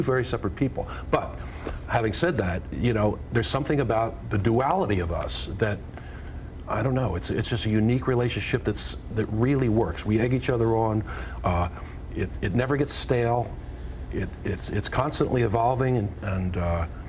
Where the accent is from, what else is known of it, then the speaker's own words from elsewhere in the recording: outside of Philadelphia, Pennsylvania, United States; I come from Philadelphia, and or outside of Philadelphia, really. And I came up in a neighborhood where that was the music of my childhood